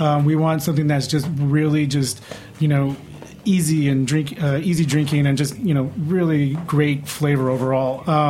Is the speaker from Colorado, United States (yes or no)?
no; Rochester, New York, United States; now in New York City, United States; I'm originally from Rochester, New York, and now I live here.